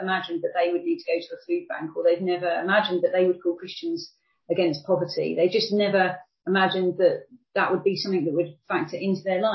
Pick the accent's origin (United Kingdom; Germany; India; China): United Kingdom; I grew up in relative poverty in the UK myself